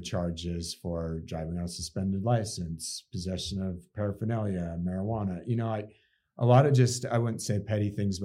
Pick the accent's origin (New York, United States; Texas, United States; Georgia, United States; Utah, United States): Utah, United States; Salt Lake City; also born or lived in Park City, Utah; I grew up actually in the Salt Lake, but then spent most of my life in Park City in my adult years